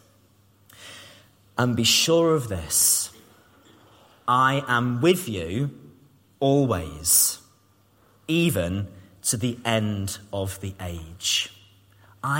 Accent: Cambridge, East of England, United Kingdom; moved away; I was from Cambridge. I grew up in Cambridge. I didn't have a Scouse accent

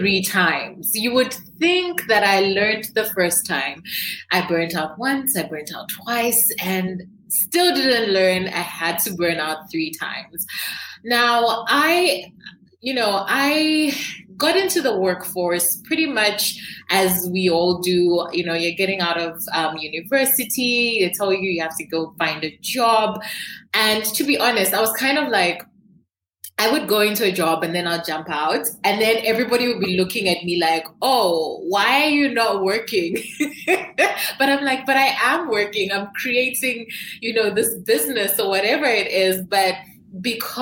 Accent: Zambia; I am from Zambia

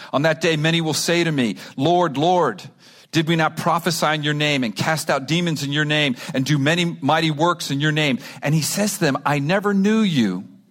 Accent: Miami, Florida, United States; I grew up in Miami.

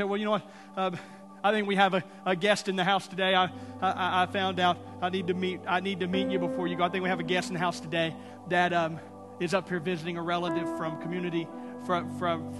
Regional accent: Texas, United States; now in Tulsa, United States; I'm from Texas

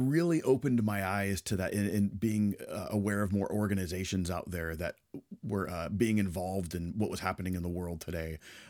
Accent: the Bay Area, California, United States; I grew up in the Bay Area in California.

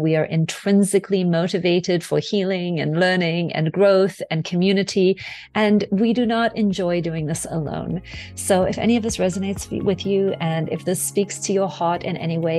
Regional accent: South Africa; I'm originally from South Africa, and my father was a white South African diplomat who served the apartheid white South African government all the way through my childhood. So we traveled a lot.

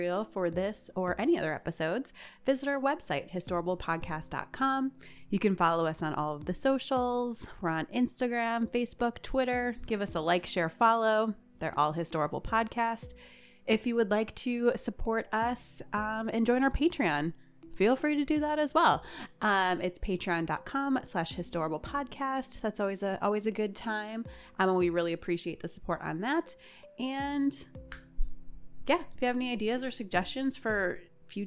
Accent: Detroit, Michigan, United States; I'm from Detroit.

